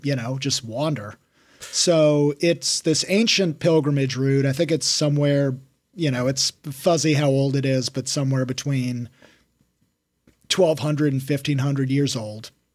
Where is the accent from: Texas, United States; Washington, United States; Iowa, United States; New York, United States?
Washington, United States; moved away as an adult; also born or lived in Denver; I started hiking all around my home state of Washington. Then I moved to Denver.